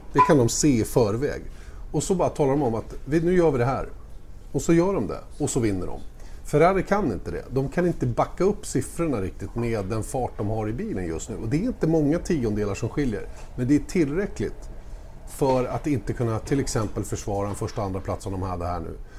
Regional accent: Sweden; jag är som svensk

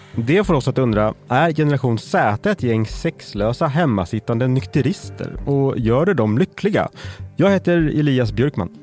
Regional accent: Färingsö, Stockholm County, Sweden; jag växte upp på Färingsö

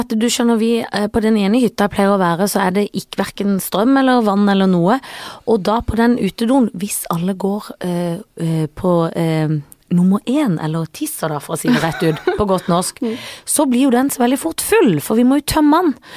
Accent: Sørlandet, Norway; jeg er jo fra Sørlandet hvor vi har hytte

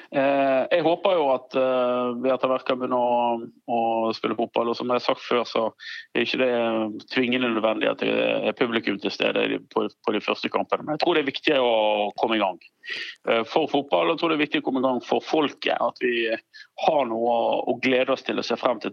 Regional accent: Strileland, Vestland, Norway; jeg er jo stril, så jeg fisker jo med garn

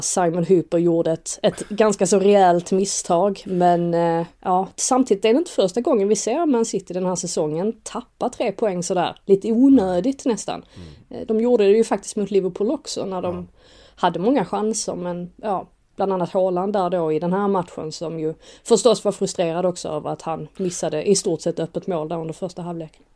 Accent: Sweden; oss som är svenskar

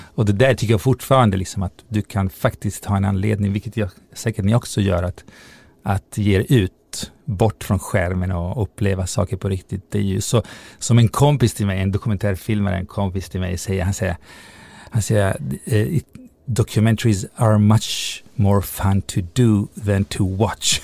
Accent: Italy; moved away as an adult; now in Sweden; i Italien där jag växte upp

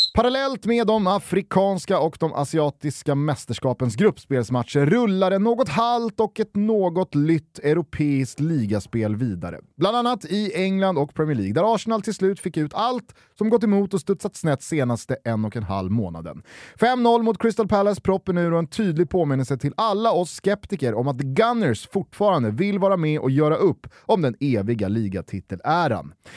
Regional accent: Sweden; Här hemma i Sverige

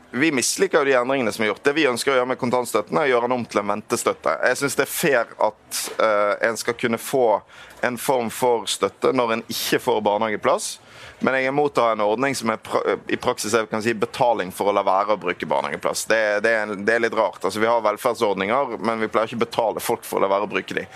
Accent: Western Norway, Norway; jeg er jo fra Vestlandet

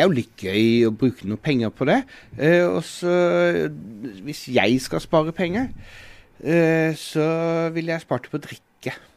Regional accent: Sørlandet, Southern Norway, Norway; Jeg er jo sørlending

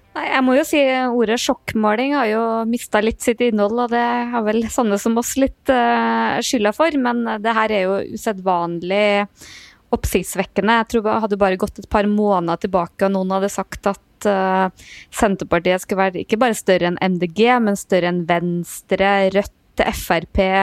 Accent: Trøndelag, Norway; moved away; also born or lived in Oslo; jeg er nå fra Nord-Trøndelag

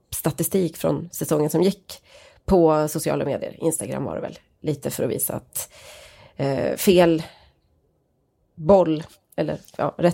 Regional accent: Norrland, Sweden; och att han skriver då att jag kommer från norra Sverige, där vi till och med ännu mer reserverade

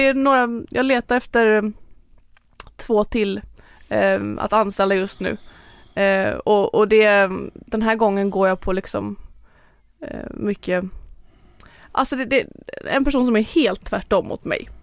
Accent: Lerum, Västra Götaland, Sweden; moved away as an adult; now in Marbella, Spain; där är jag uppvuxen och hela min familj och släkt bor där.

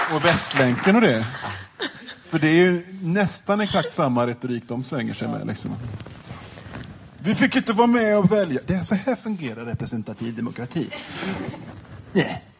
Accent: Gothenburg, Västra Götaland, Sweden; Jag känner mig kränkt som göteborgare

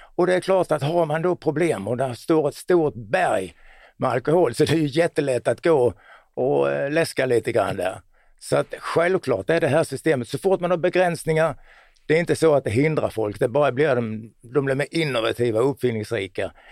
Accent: Båstad, Skåne, Sweden; Jag är från Båstad då.

